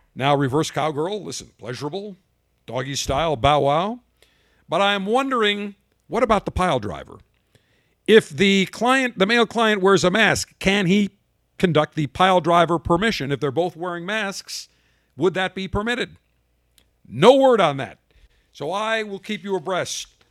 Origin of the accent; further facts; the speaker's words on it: Buffalo, New York, United States; moved away; I'm from Buffalo originally